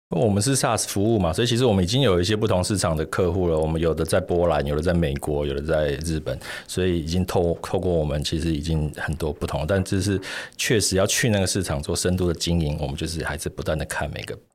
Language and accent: Chinese; Taiwan; 我们台湾人